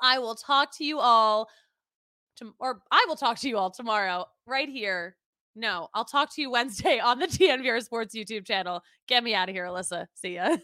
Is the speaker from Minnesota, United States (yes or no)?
no; Philadelphia, Pennsylvania, United States; moved away; I'm from Philly, all of my family, diehard Philly fans